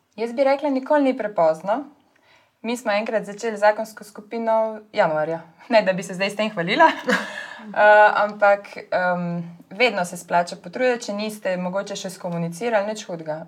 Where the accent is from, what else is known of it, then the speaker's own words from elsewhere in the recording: Slovenia; also born or lived in Ljubljana; now in Lower Carniola, Slovenia; smo Slovenci